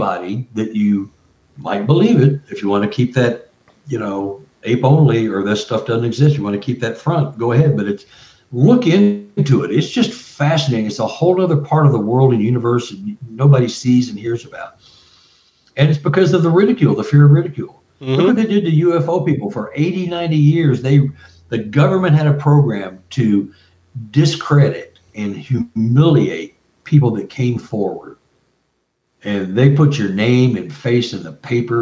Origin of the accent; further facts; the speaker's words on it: Texas, United States; I'm from Texas, so I know the area